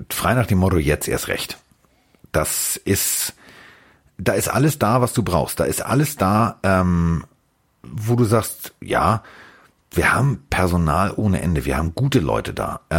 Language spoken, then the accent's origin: German; Hamburg, Germany; ich bin Hamburger.